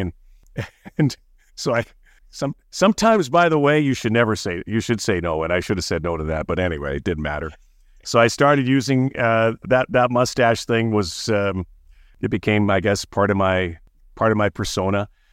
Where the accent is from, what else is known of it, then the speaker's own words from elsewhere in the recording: Winnipeg, Manitoba, Canada; moved away as an adult; also born or lived in Toronto / Markham; now in north of Toronto, Canada; I'm from Winnipeg.